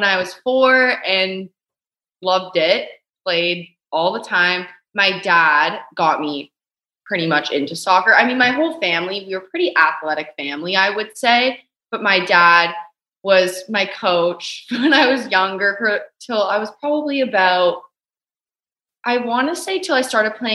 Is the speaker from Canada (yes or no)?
yes; Canada; we're both Canadian